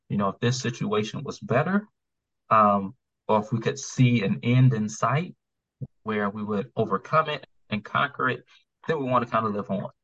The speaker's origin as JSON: {"language": "English", "town": "Atlanta", "region": "Georgia", "country": "United States", "moved": "as an adult", "lives_now": "Maryland, United States", "said": "I was from Atlanta"}